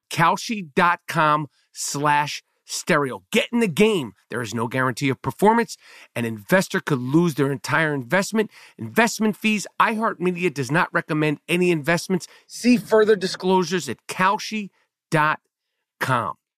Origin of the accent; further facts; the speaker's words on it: New York City, New York, United States; born and bred in Nueva York, New York City, New York Hospital